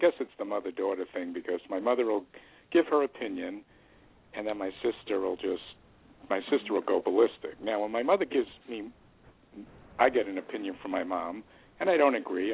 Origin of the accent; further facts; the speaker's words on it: New York City, New York, United States; I grew up in Queens, New York